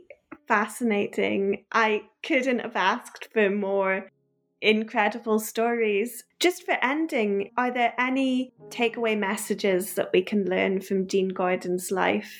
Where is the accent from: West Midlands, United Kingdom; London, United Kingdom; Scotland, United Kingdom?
Scotland, United Kingdom; Nairn; I grew up in Nairn